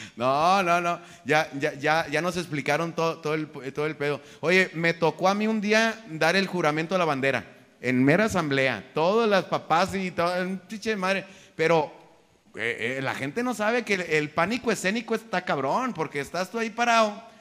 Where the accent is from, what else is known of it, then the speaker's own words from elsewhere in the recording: Mexico; somos bien pederos mexicanos